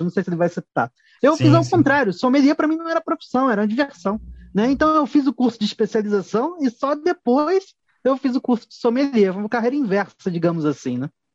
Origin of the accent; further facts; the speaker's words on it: Rio de Janeiro, Brazil; moved away as an adult; now in São Paulo, Brazil; Nasci e fui criado no Rio de Janeiro, só me mudei para São Paulo muito mais velho.